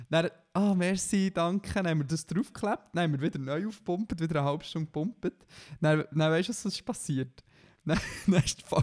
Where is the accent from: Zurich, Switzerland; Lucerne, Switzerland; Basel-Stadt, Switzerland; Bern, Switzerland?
Bern, Switzerland; Weil für mich, für mich als Berner gibt es nur drei und Aare.